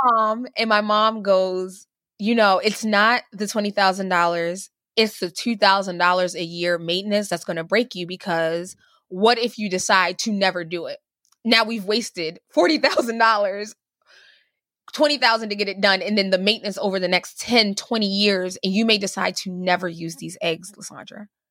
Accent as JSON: {"language": "English", "country": "Cuba", "moved": "yes", "said": "I'm originally from Cuba"}